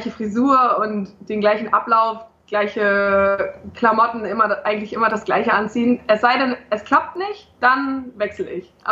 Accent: Braunschweig, Lower Saxony, Germany; Ja, also ich bin gebürtige Braunschweigerin, ähm, bin da groß geworden, aufgewachsen.

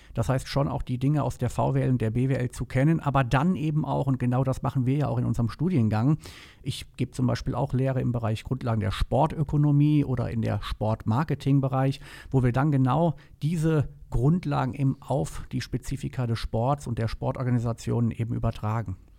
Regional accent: Rhineland, Germany; also born or lived in Palatinate / Bonn; ich bin gebürtiger Pfälzer, ähm, lebe aber schon eigentlich mein ganzes Leben im Rheinland

